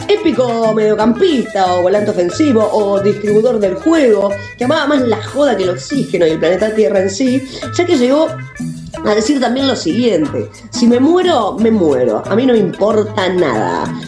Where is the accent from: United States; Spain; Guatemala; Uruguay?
Uruguay; en mi país